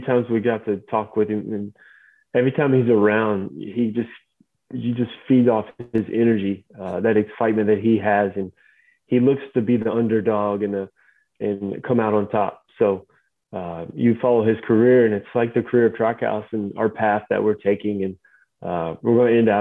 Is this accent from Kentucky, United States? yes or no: yes; Kentucky, United States; moved away; growing up in Kentucky